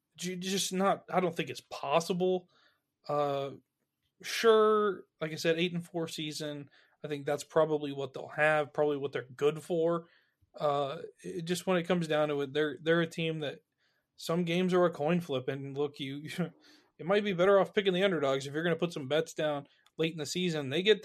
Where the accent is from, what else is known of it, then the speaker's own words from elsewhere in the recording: Tennessee, United States; I am from Tennessee